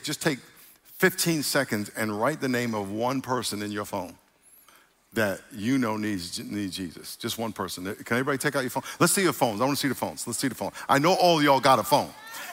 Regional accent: New York, United States; I'm from New York

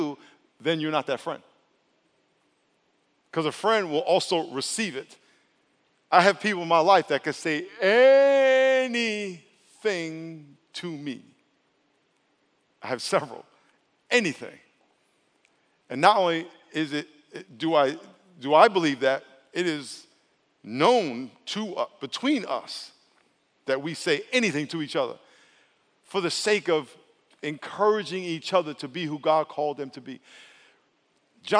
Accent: New York, United States; I'm from New York

